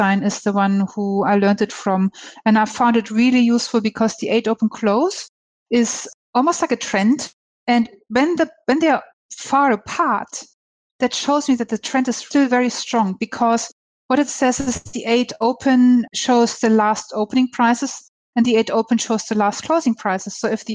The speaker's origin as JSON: {"language": "English", "country": "Germany", "also_born_or_lived": "Hong Kong", "moved": "yes", "lives_now": "Australia", "said": "I'm from Germany. I lived in Hong Kong. I'm in Australia."}